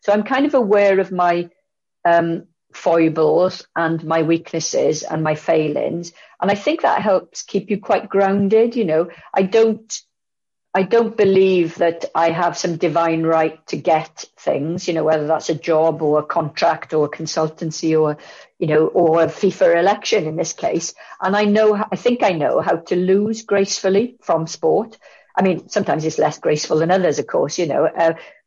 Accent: Bridgend, Wales, United Kingdom; my family are from Maesteg and I grew up in Bridgend

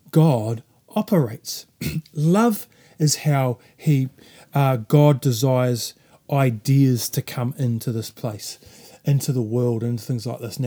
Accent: New Zealand

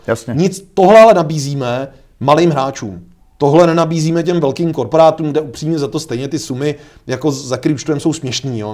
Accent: Czechia; my jsme mimochodně v tomhle jako Češi unikátní

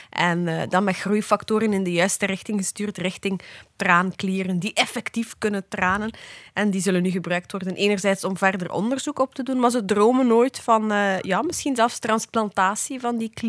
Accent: Ostend, Flanders, Belgium; ik ben van Oostende.

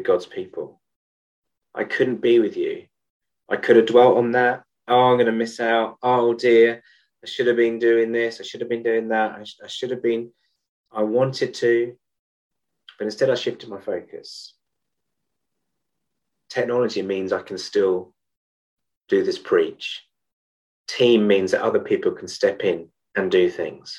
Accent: United Kingdom; as a Brit

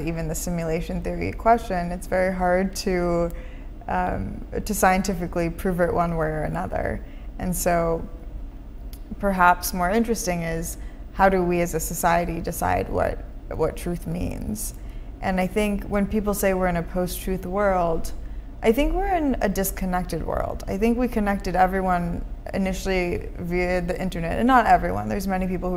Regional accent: Minnesota, United States; now in San Francisco, United States; I grew up in Minnesota, but we often left our doors unlocked.

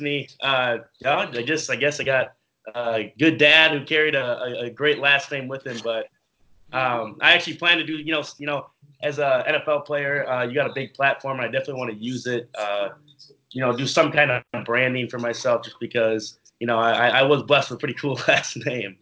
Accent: Minneapolis, Minnesota, United States; moved away as an adult; now in New Jersey, United States; I'm been born and raised in Minneapolis, Minnesota. I lived there all my life

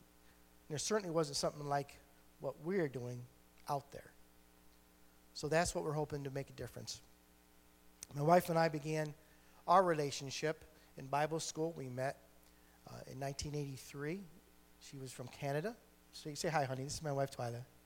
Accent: Geneva, New York, United States; I'm a New Yorker, uh, born and bred

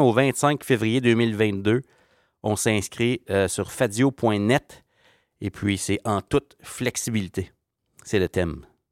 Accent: Ontario, Canada; je viens de l'Ontario

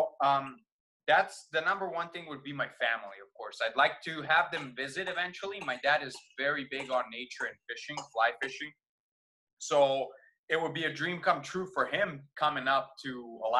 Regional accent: Vojvodina, Serbia; now in United States; Growing up in Serbia, I mostly grew up with just Serbians around me, like 99%, right? Maybe a little bit of Hungarians because we border with them on the north, which is where I grew up

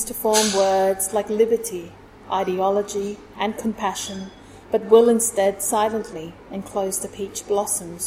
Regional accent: Singapore; moved away as an adult; now in Sydney, Australia; I was born in Singapore. Grew up in Singapore, was educated in Singapore. I moved to Australia in 2007.

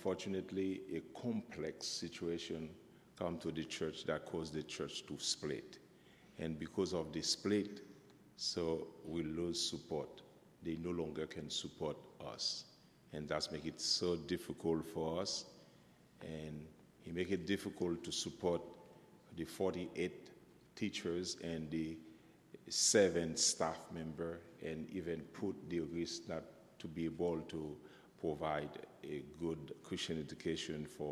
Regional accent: Haiti; I'm from Haiti

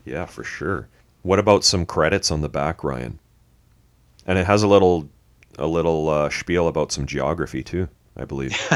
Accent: Canada; we're Canadian

